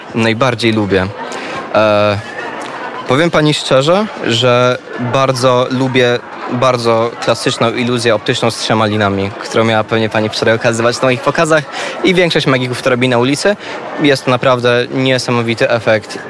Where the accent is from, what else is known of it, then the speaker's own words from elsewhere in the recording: Lublin, Lublin Voivodeship, Poland; ja jestem z Lublina generalnie i od bardzo małego chłopaka, pamiętam jak miałem 10, 11, 12 lat